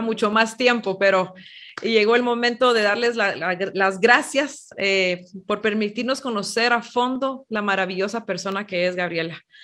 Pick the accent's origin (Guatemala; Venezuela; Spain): Guatemala; aquí en Guatemala, cuando yo era jovencita